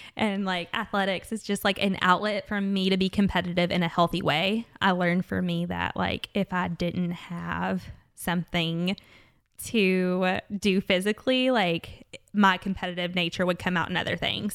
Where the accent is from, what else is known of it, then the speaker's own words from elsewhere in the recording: Jessamine County, Kentucky, United States; I'm from Jessamine County